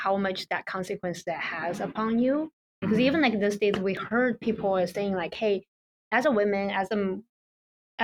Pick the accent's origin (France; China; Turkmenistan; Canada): China; now in United States; when I'm growing up, or at least like I know a lot of my friends like growing up in China, a lot of the education that I got is more like a penalty education